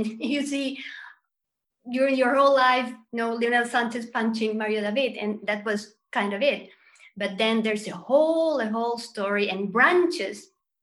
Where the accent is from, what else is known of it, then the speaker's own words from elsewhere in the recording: Chile; I grew up in Chile